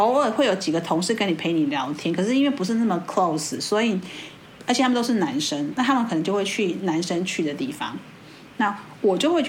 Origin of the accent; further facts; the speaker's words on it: Taiwan; 在我们台湾人的眼光，